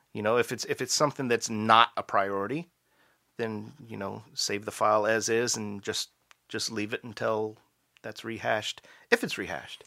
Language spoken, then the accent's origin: English; Maryland, United States; now in Canada; I'm from Maryland